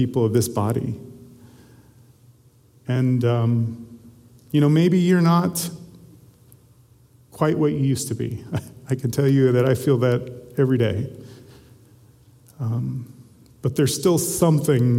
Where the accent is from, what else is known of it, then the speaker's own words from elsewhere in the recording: Southwest Missouri, United States; I grew up in Southwest Missouri